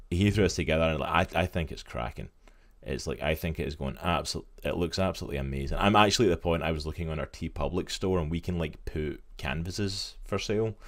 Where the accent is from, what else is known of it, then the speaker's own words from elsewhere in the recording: Scotland, United Kingdom; my home country, Scotland.